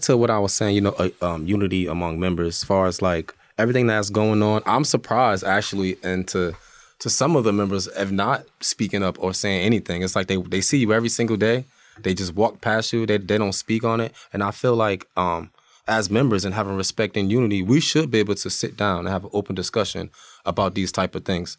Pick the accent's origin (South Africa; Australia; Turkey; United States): United States; Irvington, New Jersey; moved away; also born or lived in Montclair, New Jersey; I'm from Irvington, crazy over there. I moved to Montclair.